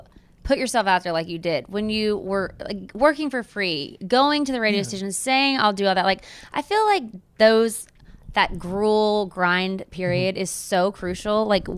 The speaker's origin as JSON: {"language": "English", "town": "Waco", "region": "Texas", "country": "United States", "said": "From Texas. Wait, no. I'm from Waco."}